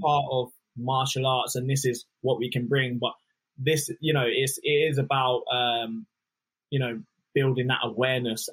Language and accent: English; Luton, East of England, United Kingdom; I'm from Luton Town originally